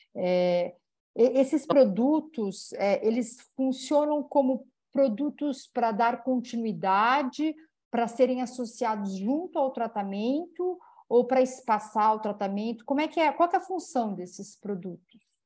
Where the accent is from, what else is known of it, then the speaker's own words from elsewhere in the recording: Campinas, São Paulo, Brazil; também é da minha cidade natal, ela é de Campinas